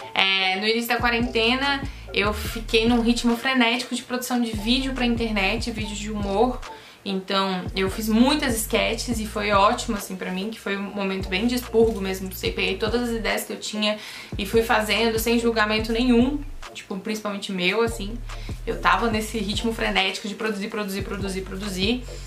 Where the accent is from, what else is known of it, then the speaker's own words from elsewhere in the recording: Brasília, Federal District, Brazil; eu sou brasiliense